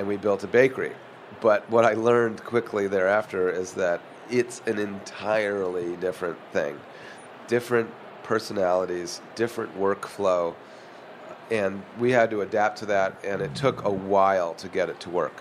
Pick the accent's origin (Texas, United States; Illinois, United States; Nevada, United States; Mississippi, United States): Illinois, United States; Chicago; also born or lived in Philadelphia / Boston; now in San Francisco, United States; I was born in Philadelphia, lived in Boston until I was six, and then grew up in Chicago